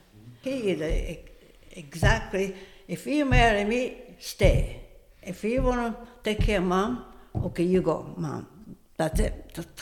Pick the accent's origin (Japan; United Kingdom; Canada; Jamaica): Japan; Tokyo; English is a second language; moved away as an adult; now in United States; But I'm from Japan.